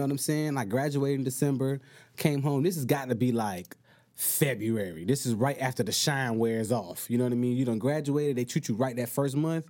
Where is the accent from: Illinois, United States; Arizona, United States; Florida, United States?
Florida, United States; Miami; moved away as an adult; now in California, United States; I live, I'm from Miami, Florida